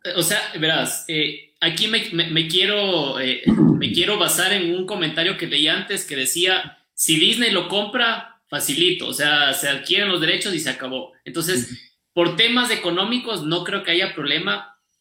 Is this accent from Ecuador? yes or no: yes; Ecuador; el Poli, el banco y yo somos ecuatorianos